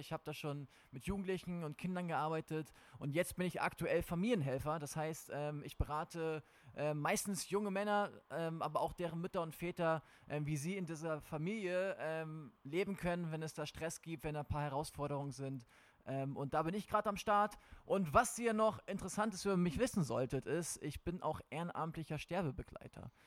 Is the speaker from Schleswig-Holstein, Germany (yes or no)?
yes; Schleswig-Holstein, Germany; moved away as an adult; ich bin in Schleswig-Holstein groß geworden. Ich habe dort 19 Jahre meines Lebens verbracht